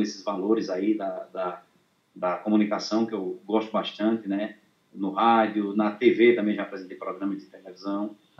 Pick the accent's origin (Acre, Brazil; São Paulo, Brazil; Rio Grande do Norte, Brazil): Rio Grande do Norte, Brazil; São Vicente; Eu sou aqui de São Vicente, no Rio Grande do Norte